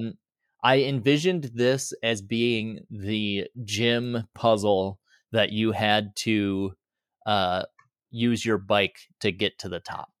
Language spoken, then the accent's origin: English; Boise, Idaho, United States; my hometown. So here in Boise